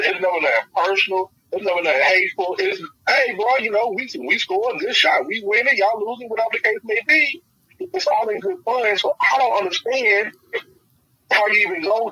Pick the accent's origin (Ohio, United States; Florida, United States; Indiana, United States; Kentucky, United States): Kentucky, United States; Louisville; I'm born and raised in Louisville, lived in Louisville all my life.